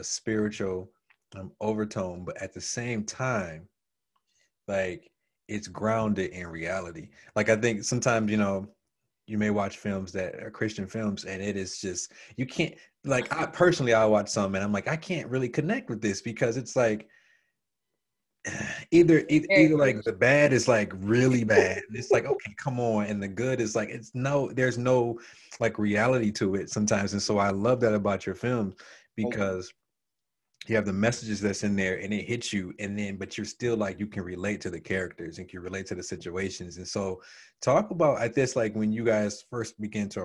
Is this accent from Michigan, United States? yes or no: yes; Detroit, Michigan, United States; I grew up in Detroit. I'm from Detroit